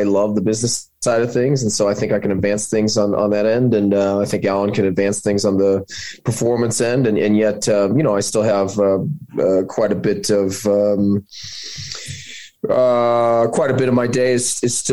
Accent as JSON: {"language": "English", "town": "St. Louis", "region": "Missouri", "country": "United States", "tie": "born or raised there", "also_born_or_lived": "Michigan", "moved": "as an adult", "lives_now": "Flagstaff, United States", "said": "Moved back to St. Louis, Missouri, which is my hometown"}